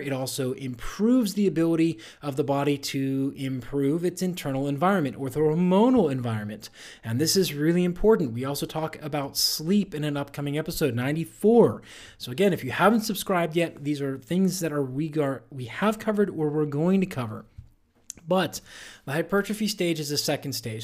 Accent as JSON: {"language": "English", "town": "Pittsburgh", "region": "Pennsylvania", "country": "United States", "tie": "born or raised there", "said": "my hometown, Pittsburgh Steelers"}